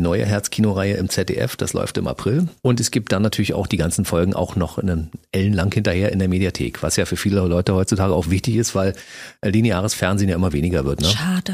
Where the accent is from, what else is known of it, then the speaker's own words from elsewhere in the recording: Berlin, Germany; Ich bin ja nur gebürtiger Berliner und aufgewachsen in der Stadt.